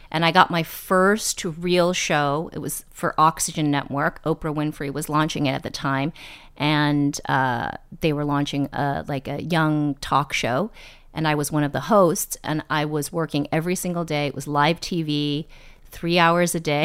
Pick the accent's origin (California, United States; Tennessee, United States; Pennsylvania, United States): California, United States; East Bay, Bay Area, Northern; moved away; also born or lived in New York; I grew up in the Bay Area in Northern California in the East Bay